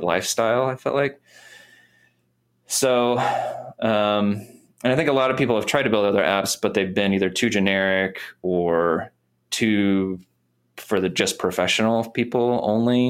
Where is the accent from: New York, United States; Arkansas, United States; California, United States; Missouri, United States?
Missouri, United States; moved away as an adult; now in Nashville, United States; I grew up in Missouri